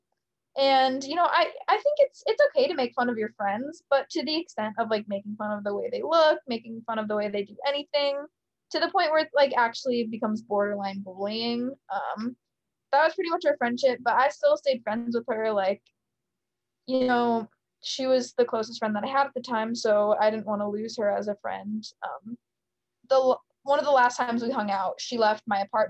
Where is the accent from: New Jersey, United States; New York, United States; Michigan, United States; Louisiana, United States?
Michigan, United States; moved away as an adult; also born or lived in San Diego; now in Nashville, United States; I'm from Michigan